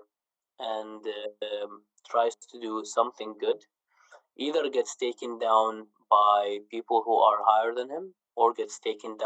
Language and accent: English; Iraq; now in Canada; I'm originally from Iraq.